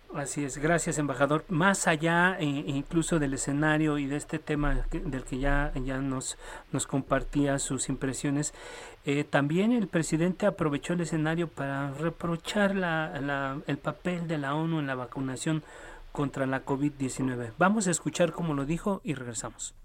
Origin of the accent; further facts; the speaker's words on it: Mexico; nosotros como mexicanos